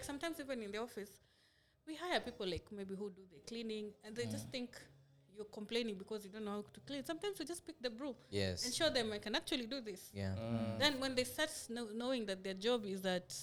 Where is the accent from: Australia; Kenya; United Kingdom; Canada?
Kenya; Likoni, Mombasa County; I grew up in Likoni.